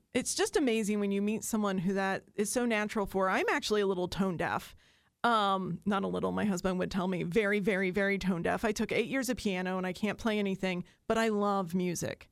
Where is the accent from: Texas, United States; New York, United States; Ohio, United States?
Ohio, United States; Southern; I grew up in Southern Ohio, and I grew up with the Huntington Pops